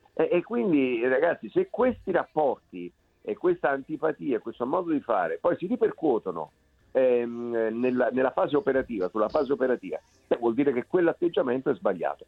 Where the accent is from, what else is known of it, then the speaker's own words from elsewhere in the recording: Naples, Campania, Italy; io sono napoletano